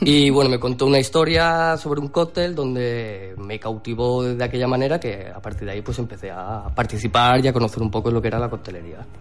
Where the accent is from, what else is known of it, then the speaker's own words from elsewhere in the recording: Alcúdia, Balearic Islands, Spain; yo soy mallorquín y como Mallorca no hay nada